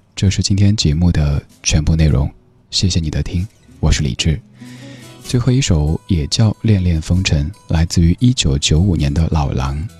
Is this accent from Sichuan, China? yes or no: yes; Sichuan, China; moved away; 我老家四川那边儿的那种乐观的人生态度